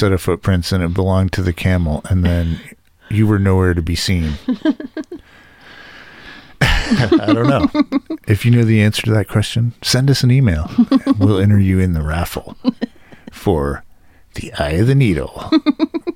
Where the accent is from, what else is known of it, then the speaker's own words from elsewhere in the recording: Detroit, Michigan, United States; I grew up in Detroit